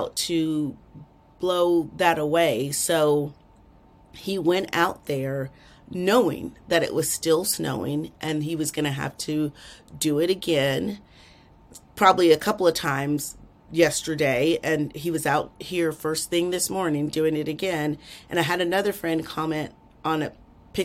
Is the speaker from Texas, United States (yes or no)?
yes; Texas, United States; I'm from Texas